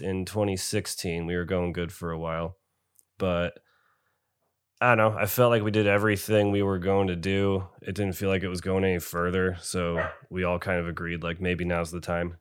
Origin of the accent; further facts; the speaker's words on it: Binghamton, New York, United States; I am from Binghamton, New York